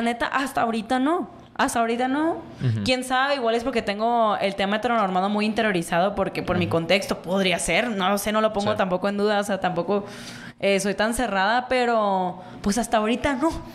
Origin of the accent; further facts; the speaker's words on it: Mexico; como sociedad mexicana